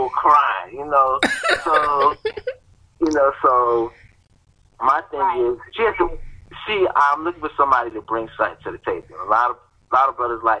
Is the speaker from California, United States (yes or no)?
no; Miami, Florida, United States; moved away; I'm from Miami